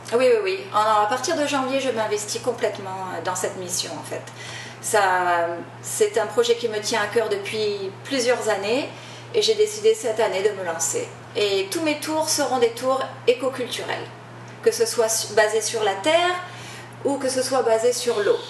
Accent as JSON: {"language": "French", "country": "New Caledonia", "tie": "born or raised there", "also_born_or_lived": "France / Los Angeles, United States", "moved": "as an adult", "lives_now": "Maui, United States", "said": "Je suis originaire, je suis originaire de Nouvelle-Calédonie"}